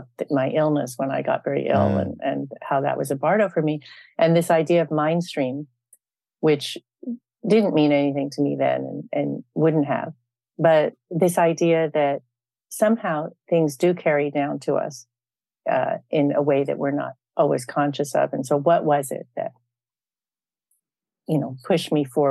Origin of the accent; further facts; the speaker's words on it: California, United States; also born or lived in Andalusia, Spain / Darjeeling / Kathmandu; growing up in California, you know, in the for example, in the 1970s